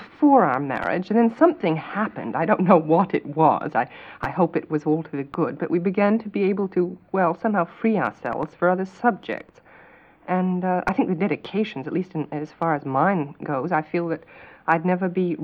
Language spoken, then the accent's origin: English; Boston, Massachusetts, United States; moved away as an adult; now in England; I was born in Boston, Massachusetts, but I think I'm over here in England to stay now